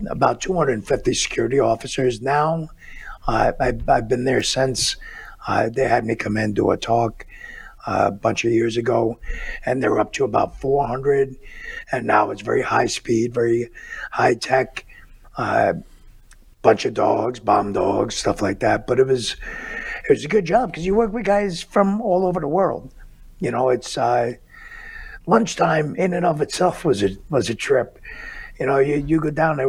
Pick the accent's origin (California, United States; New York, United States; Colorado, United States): New York, United States; New York City; moved away; also born or lived in Wisconsin; I was born and raised in Brooklyn, New York